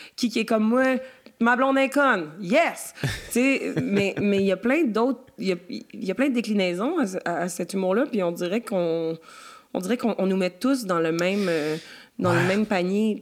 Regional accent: Quebec, Canada; je suis la petite Québécoise

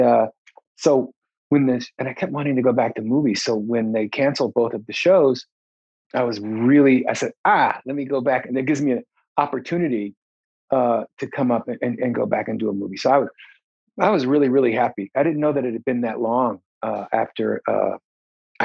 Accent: Philadelphia, Pennsylvania, United States; I'm from West Philly

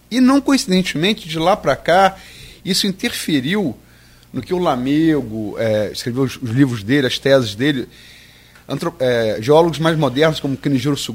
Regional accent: Campos, Rio de Janeiro, Brazil; also born or lived in Niterói; A Tafona, eu nasci em Niterói, fui criado em Campos, mas eu, quando me pergunto, eu vou viajo no mundo, você dá onde? Eu sou, eu sou Tafona

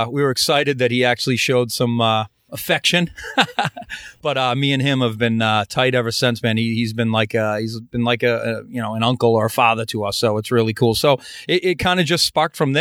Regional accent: Boston, Massachusetts, United States; We're from Boston.

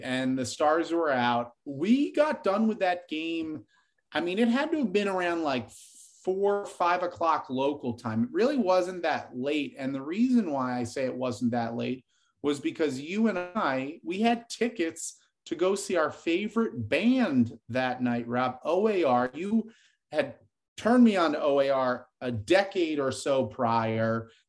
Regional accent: Northeast, United States; We grew up in the Northeast.

